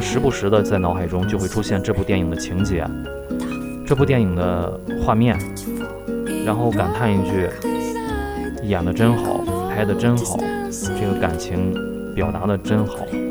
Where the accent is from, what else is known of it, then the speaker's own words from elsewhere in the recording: China; 我们中国人